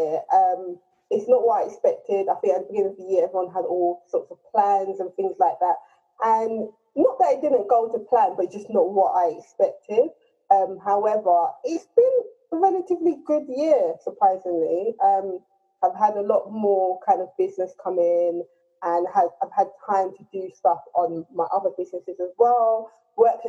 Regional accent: London, United Kingdom; So I've grown up in Tottenham. I'm from a Nigerian family, and I'm Nigerian

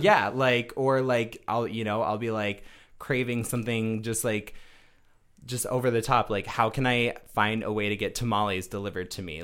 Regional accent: Rapid City, South Dakota, United States; moved away; also born or lived in Denver, Colorado / Michigan; I am born and raised from Rapid City, South Dakota.

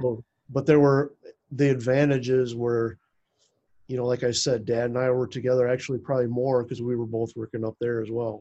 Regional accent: United States; i grew up just like two and a half miles west of where i live now

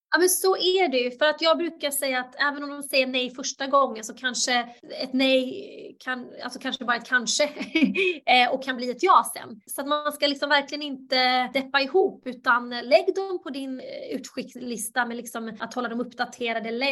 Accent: Halmstad, Halland County, Sweden; also born or lived in Bosnia and Herzegovina / New York; Jag föddes i Bosnien, Hercegovina och kom till Sverige som flykting 92. Växte upp i Halmstad

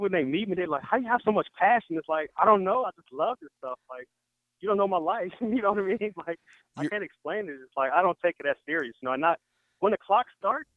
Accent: Chicago, Illinois, United States; I'm from South Side of Chicago

